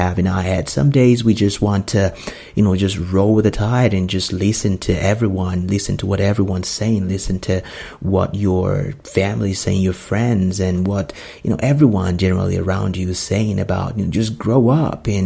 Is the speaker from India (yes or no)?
no; Nigeria; moved away as an adult; also born or lived in United States; I grew up in Nigeria. I was born in Nigeria, moved to United States when I was 22.